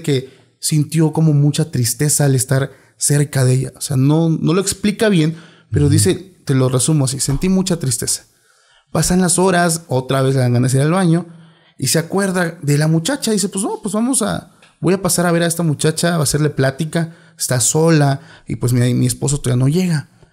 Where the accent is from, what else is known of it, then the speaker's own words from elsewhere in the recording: Oaxaca, Mexico; moved away; soy de Oaxaca